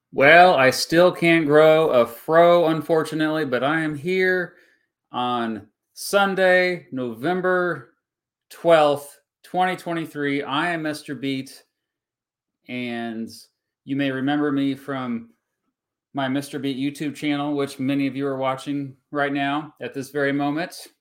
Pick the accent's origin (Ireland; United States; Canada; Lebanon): United States; Augusta, Kansas; now in northeastern Kansas, United States; I'm from the Wichita, Kansas area. I'm from Augusta, which is just outside of, of, uh, Wichita. Now I live in northeastern Kansas